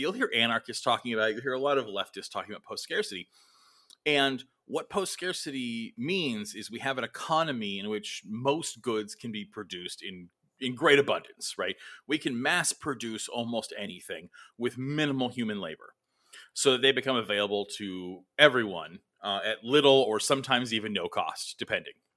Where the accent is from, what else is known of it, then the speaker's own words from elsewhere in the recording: United States; us as Americans